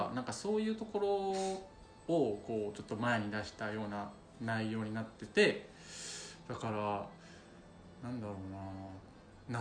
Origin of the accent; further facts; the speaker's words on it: Osaka, Japan; 大阪出身